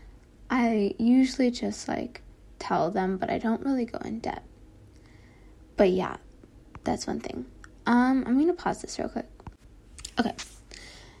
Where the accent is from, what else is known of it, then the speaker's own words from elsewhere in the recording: Texas, United States; also born or lived in Kentucky; I moved to Texas. And yeah, so like, I lived in Texas for like 18 years